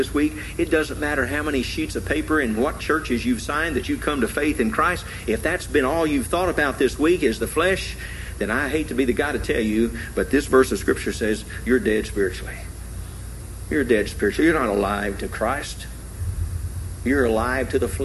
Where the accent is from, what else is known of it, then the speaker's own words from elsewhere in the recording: Tennessee, United States; I grew up in Tennessee.